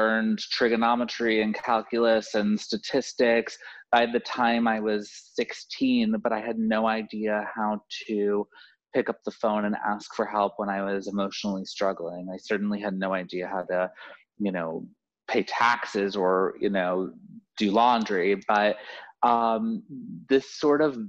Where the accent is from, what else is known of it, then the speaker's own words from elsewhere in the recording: Florida, United States; moved away; I'm from Florida originally